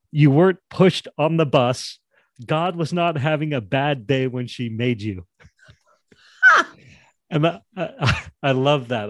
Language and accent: English; Jackson, Wyoming, United States; I grew up in Jackson, Wyoming